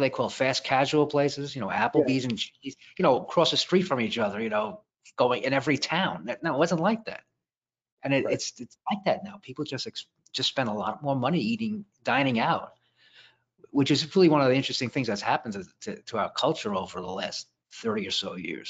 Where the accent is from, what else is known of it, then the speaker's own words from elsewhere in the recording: Brooklyn, New York, United States; We had more options in Brooklyn.